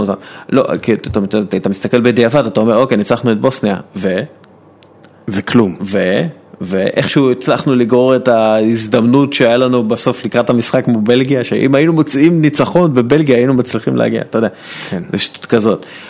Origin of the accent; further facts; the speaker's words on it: Israel; אנחנו יודעים כישראלים